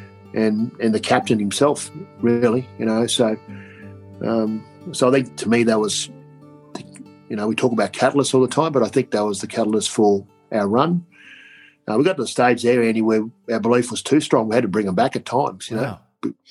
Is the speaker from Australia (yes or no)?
yes; Queensland, Australia; I was born in Queensland